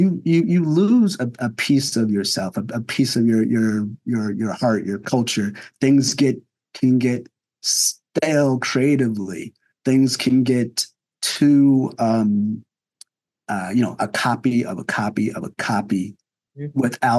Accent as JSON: {"language": "English", "region": "New Jersey", "country": "United States", "tie": "born or raised there", "said": "And, you know, and I grew up in New Jersey, so I had some friends of that culture."}